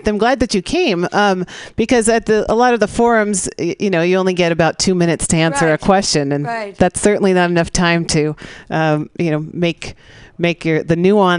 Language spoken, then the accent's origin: English; San Francisco, California, United States; I'm from the Sunset, born and raised, and, you know, it's, one could argue it's a dense area of single family homes and apartment buildings.